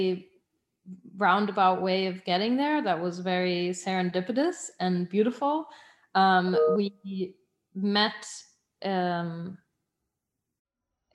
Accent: Munich, Bavaria, Germany; moved away; also born or lived in Switzerland; we were in Munich, which is my hometown, as well as Berlin, which is to be our new hometown. And Switzerland, which is my place of birth.

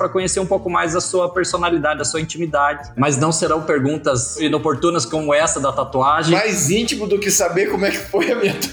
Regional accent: Bahia, Brazil; Eu sou baiano.

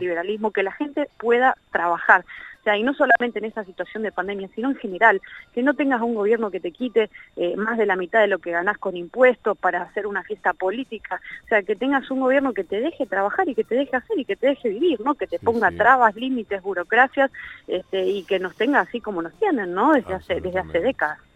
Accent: Argentina; Siendo argentino

